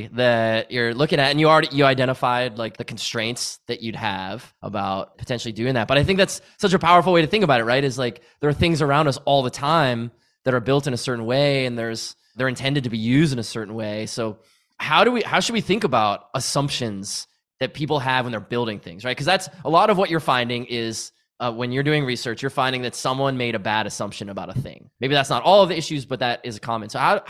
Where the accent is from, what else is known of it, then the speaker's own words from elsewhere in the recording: Massachusetts, United States; Well, I grew up in New England, right outside of Boston, and it was winter.